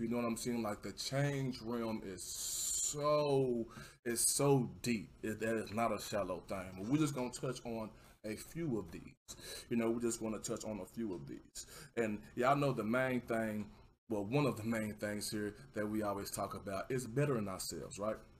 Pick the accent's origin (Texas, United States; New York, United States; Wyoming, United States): Texas, United States; accent: southern; I'm from Texas